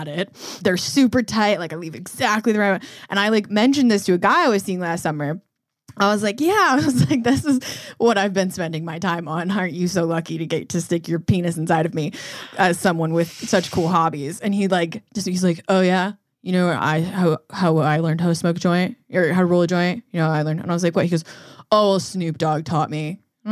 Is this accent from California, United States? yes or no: no; Colorado, United States; I grew up in Colorado